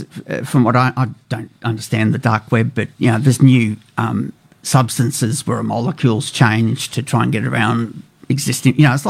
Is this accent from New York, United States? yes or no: no; California, United States; now in Canberra, Australia; this is one from my home state in America.